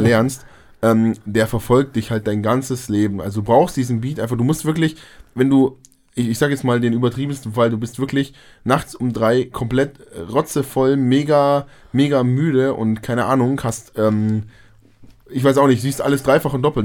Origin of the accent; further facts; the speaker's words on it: near Munich, Bavaria, Germany; wir kommen ja aus Bayern in der Nähe von München